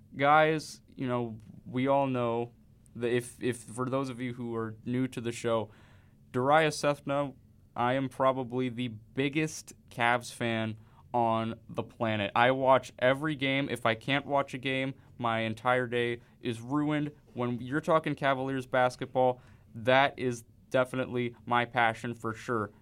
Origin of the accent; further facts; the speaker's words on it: Cleveland, Ohio, United States; also born or lived in Athens, Ohio; the Cleveland Browns, my hometown Browns